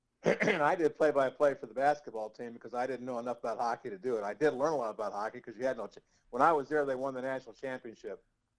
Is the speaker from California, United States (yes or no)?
no; Des Moines, Iowa, United States; Well, right out of college, I went back to my hometown of Des Moines and worked there for 2.5 years